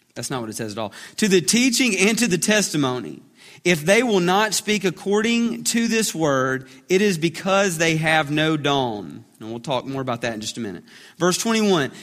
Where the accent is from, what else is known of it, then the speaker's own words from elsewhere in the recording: Alabama, United States; we're from Alabama